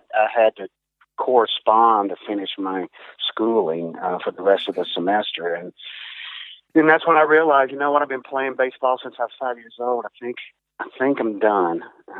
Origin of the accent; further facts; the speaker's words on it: Paducah, Kentucky, United States; I grew up in Western Kentucky.